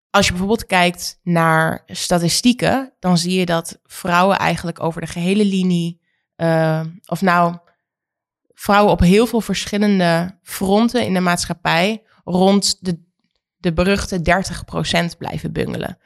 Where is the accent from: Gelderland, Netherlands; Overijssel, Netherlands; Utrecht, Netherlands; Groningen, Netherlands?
Overijssel, Netherlands; Oldenzaal; Oldenzaal is waar ik vandaan kom